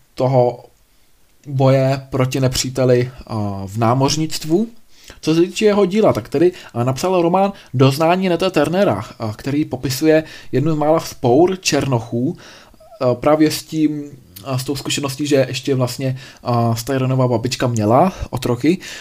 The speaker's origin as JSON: {"language": "Czech", "country": "Czechia", "said": "u nás v Čechách"}